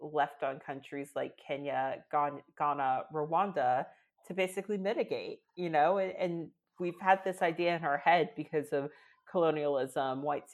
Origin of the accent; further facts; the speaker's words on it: Northern Virginia, United States; moved away as an adult; now in London, United Kingdom; I'm from Northern Virginia, right outside of DC